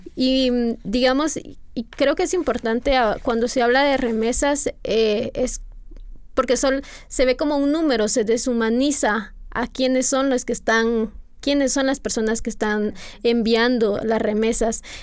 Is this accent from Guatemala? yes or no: yes; Guatemala; las personas que somos ciudadanas guatemaltecas